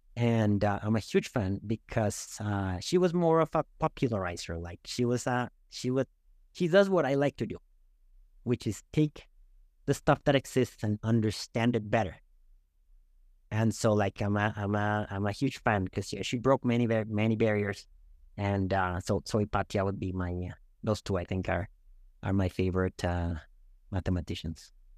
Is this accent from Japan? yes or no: no; Bogotá, Colombia; moved away as an adult; also born or lived in Canada / United States; now in Toronto, Canada; I'm from Bogotá